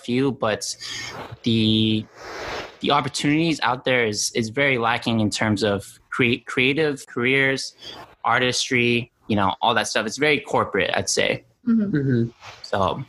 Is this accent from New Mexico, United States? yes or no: yes; Albuquerque, New Mexico, United States; I am from Albuquerque, New Mexico. If you guys watch Breaking Bad, that's exactly where I'm from. It depicts New Mexico quite perfectly, actually.